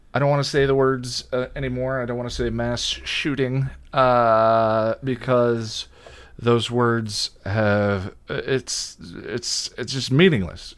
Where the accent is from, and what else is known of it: Boulder, Colorado, United States; born or raised there; also born or lived in Illinois